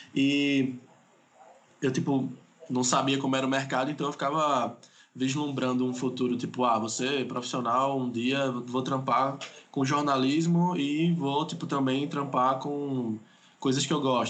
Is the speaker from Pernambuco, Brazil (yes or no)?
yes; Pernambuco, Brazil; eu sou aqui de Pernambuco